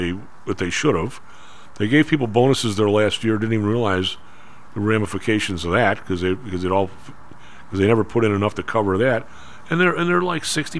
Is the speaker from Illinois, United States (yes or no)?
yes; Evergreen Park, Illinois, United States; now in Chicago, United States; where I grew up in Evergreen Park